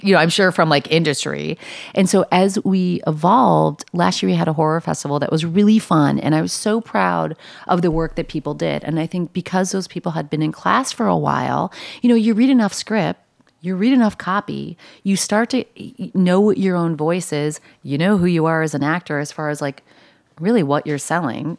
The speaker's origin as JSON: {"language": "English", "town": "Buffalo", "region": "New York", "country": "United States", "also_born_or_lived": "Los Angeles", "moved": "yes", "lives_now": "New York, United States", "said": "I'm from Buffalo"}